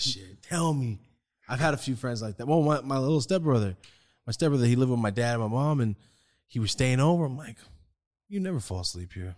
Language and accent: English; Merced, California, United States; moved away as an adult; now in Los Angeles, United States; I'm from Merced. I'm, like, right by Fresno.